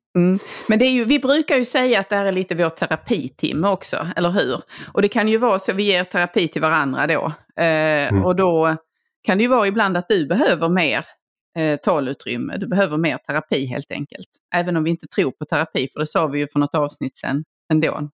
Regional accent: Helsingborg, Skåne, Sweden; moved away; min eh, gamla hemstad, eller det jag räknar som min hemstad, Helsingborg. Mm. Eh, där jag ju gick i skolan i sex år

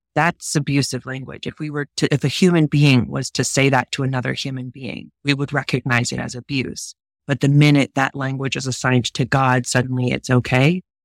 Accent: United States; I'm American

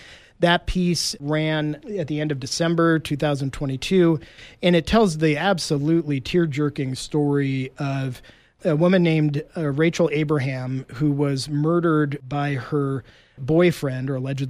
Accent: Oregon, United States; I'm from Oregon. I read a lot of Oregon news and am involved in Oregon politics

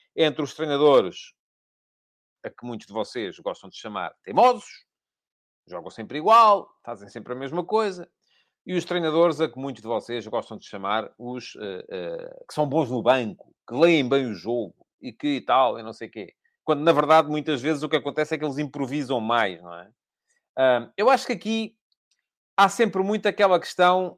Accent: Coruche, Santarém District, Portugal; Eu sou de Cruz

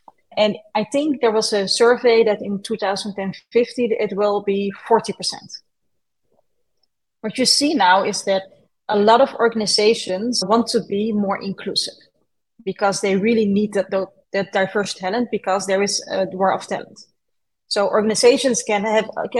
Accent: Netherlands; I was born and raised in the Netherlands

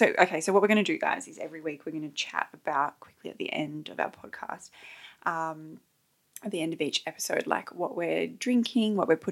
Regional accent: Sydney, New South Wales, Australia; because we're from Sydney

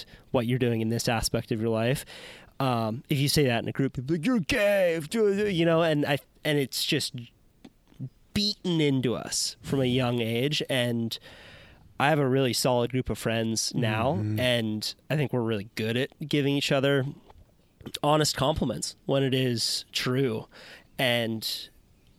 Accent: Santa Cruz, California, United States; I grew up in the Santa Cruz surf culture

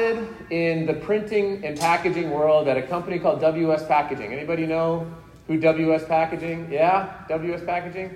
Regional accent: Colorado, United States; also born or lived in Salt Lake City, Utah; now in West Jordan, United States; I'm originally from Colorado

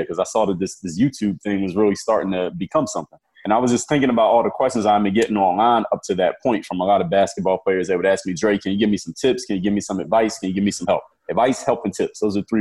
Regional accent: Philadelphia, Pennsylvania, United States; now in Miami, United States; I'm from Philadelphia, Pennsylvania, born and raised there. I live in Miami, Florida now

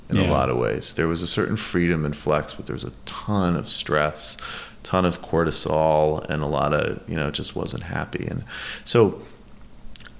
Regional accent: Western Mass, rural Massachusetts, United States; also born or lived in New York; I grew up mostly in Massachusetts, mostly in rural Massachusetts.

